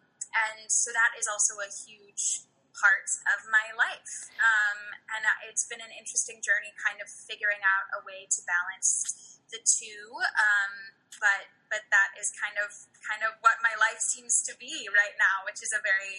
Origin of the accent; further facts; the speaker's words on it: around New York City, United States; although I do live in New York City. That's what I say, but I'm kind of all over the place. And I grew up around New York City, so that definitely adds to the feeling of home.